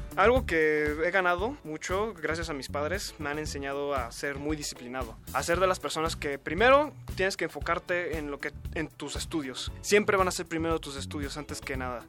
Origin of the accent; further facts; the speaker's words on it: Mexico City, Mexico; Yo nací aquí en la Ciudad de México, nací un 10 de mayo del 94